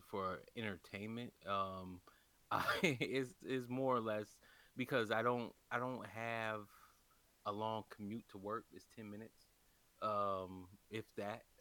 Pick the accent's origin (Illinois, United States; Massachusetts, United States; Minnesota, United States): Illinois, United States; Chicago; born there; also born or lived in California / Kentucky; I was born in Chicago and um, and I, uh, you know uh, you know I was born on the South Side